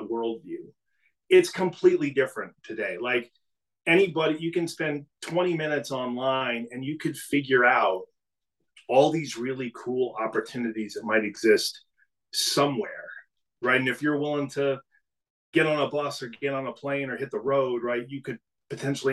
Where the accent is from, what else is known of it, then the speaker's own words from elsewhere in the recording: New England, United States; also born or lived in Maine; growing up in New England, I went to school in Maine